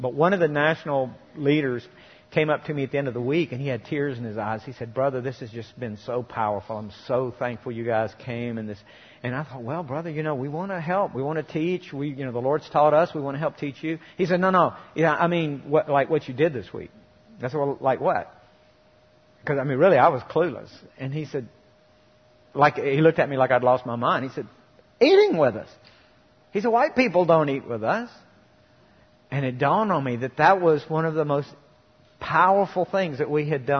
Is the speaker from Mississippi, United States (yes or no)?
yes; Mississippi, United States; I grew up in Mississippi